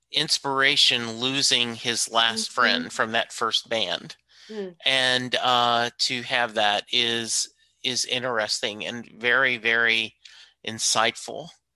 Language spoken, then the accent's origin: English; Leesville, Louisiana, United States; born there; So I was born in a small town called Leesville, Louisiana.